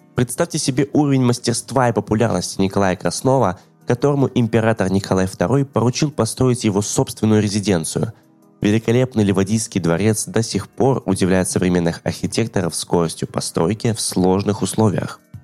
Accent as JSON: {"language": "Russian", "town": "Yalta", "region": "Crimea", "country": "Ukraine", "tie": "born or raised there", "said": "в моем родном городе Ялта"}